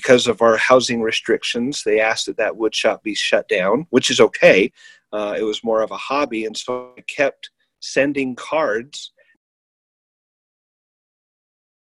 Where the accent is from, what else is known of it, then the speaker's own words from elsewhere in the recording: northern Utah, United States; also born or lived in Florida; I'm from Utah originally, grew up in northern Utah